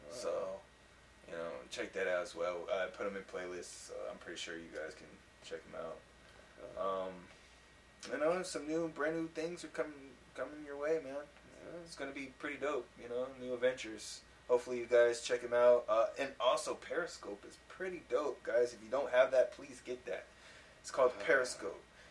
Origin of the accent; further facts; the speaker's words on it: East Coast, United States; now in California, United States; I'm from the East Coast too